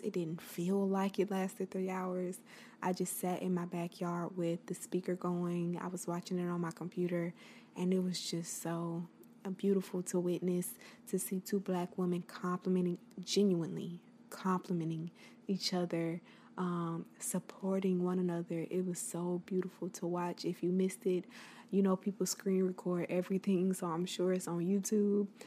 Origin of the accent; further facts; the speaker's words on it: the South, United States; I am from the South.